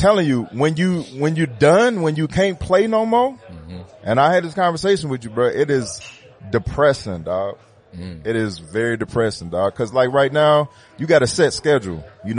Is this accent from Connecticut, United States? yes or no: no; Detroit, Michigan, United States; growing up in Detroit